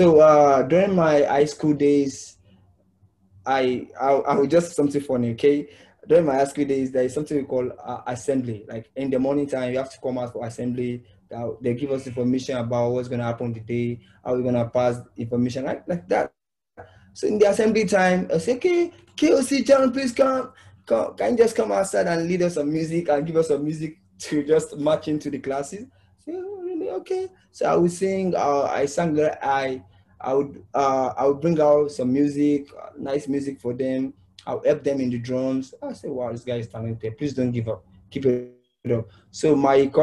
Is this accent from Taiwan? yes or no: no; Nigeria; I started this music career when I was the age of 8 years old in Nigeria. Though I was born in the ghetto side